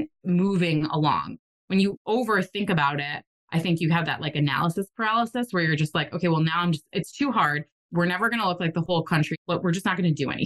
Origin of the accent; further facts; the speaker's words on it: New England, United States; I'm from New England and that's how we are there